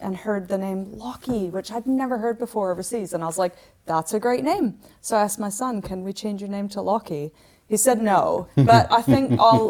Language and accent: English; Canada; we're Canadian.